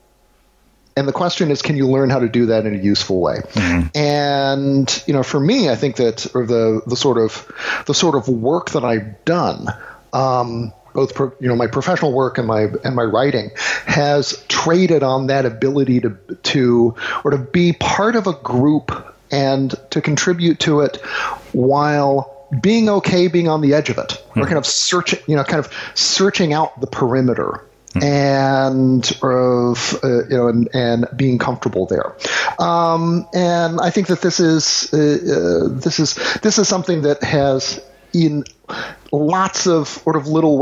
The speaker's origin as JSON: {"language": "English", "region": "the South", "country": "United States", "tie": "born or raised there", "said": "growing up in the South, I was generally the only half Asian kid"}